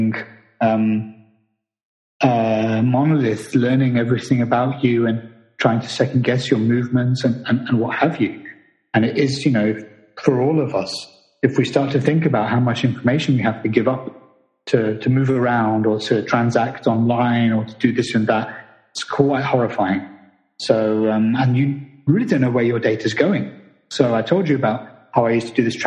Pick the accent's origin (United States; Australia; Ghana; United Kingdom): United Kingdom; I'm not American. I'm British